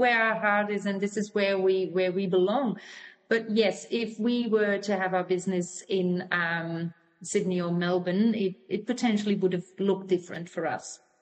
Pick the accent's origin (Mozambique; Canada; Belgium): Belgium; Flemish part of Belgium, between Antwerp and Ghent, Flanders; first language Flemish; English is a second language; moved away as an adult; now in Gold Coast, Australia; we are from the Flemish part of Belgium, so in between Antwerp and Ghent